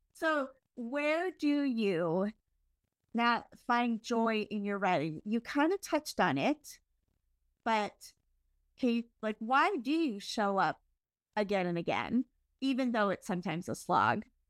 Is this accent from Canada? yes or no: yes; Canada; I'm Canadian